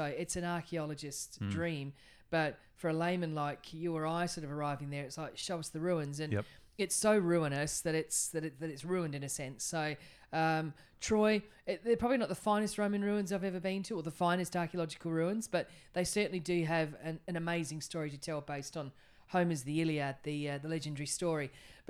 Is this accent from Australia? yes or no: yes; Australia; You know, as soon as the Turks see that we're Australian, they're like, Aussie, Aussie, Aussie, oi, oi, oi.